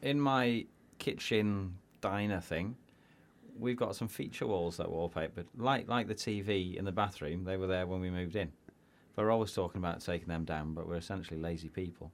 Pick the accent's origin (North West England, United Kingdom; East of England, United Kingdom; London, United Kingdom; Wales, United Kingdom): Wales, United Kingdom; as a Welsh person